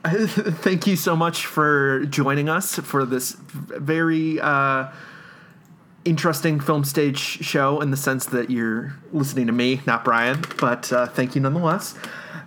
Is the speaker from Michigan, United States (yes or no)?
no; Chicago, Illinois, United States; as a Chicagoan